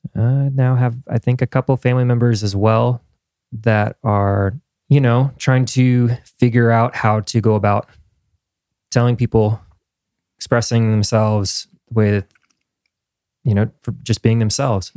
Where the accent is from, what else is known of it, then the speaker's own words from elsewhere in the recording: Indiana, United States; moved away as an adult; now in Nashville, United States; I'm from Indiana